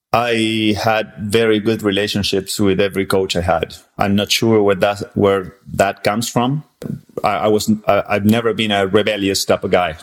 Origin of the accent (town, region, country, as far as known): Argentina; born or raised there; English is a second language; moved away as an adult; also born or lived in San Antonio, Texas; now in Texas, United States